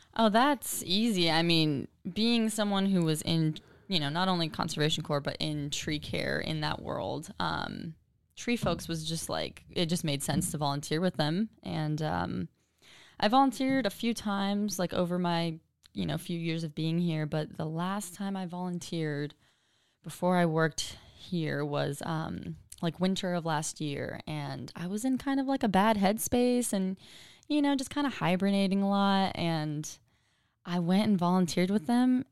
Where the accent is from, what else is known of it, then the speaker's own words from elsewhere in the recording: Chino, California, United States; also born or lived in West Covina, California; now in Austin, United States; I was born in West Covina, and I grew up mostly in a little town called Chino in Southern California